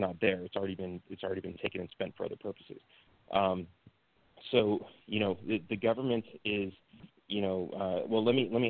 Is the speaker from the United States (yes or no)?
yes; California, United States; moved away as an adult; also born or lived in Texas; now in Mexico; Growing up in California